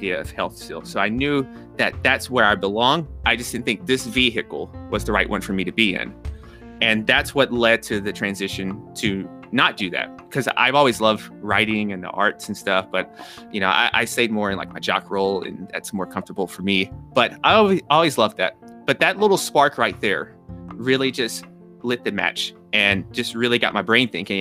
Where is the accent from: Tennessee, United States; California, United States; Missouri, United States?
Tennessee, United States; Nashville; also born or lived in New York; I'm from Nashville, Tennessee. Pace of life is a little slower here.